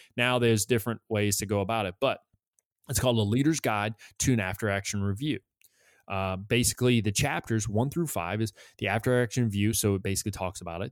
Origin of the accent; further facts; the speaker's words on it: New England, United States; I'm from New England.